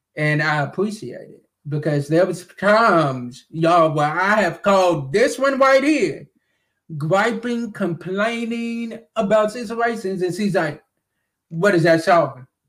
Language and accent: English; Glasgow, Kentucky, United States; that is right in my home city and right, in, right where I'm from.